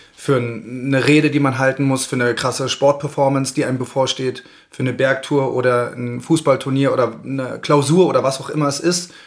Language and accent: German; Berlin, Germany; moved away as an adult; now in Garmisch-Partenkirchen, Germany; bin aus Berlin, aus der großen Stadt hier eingetaucht in die Kleinstadt